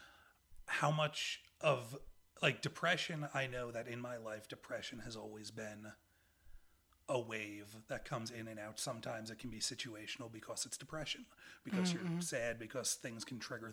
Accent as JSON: {"language": "English", "area": "Long Island", "region": "New York", "country": "United States", "tie": "born or raised there", "said": "Long Island, which is where I grew up."}